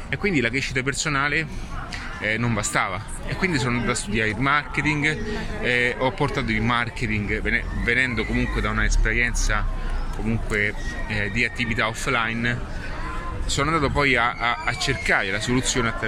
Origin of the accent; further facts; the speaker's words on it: Rome, Lazio, Italy; una buona matriciana, adesso sono di Roma utilizzo questa